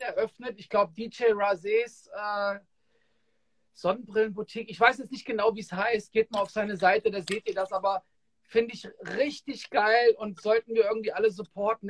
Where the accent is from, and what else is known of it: Frankfurt, Hesse, Germany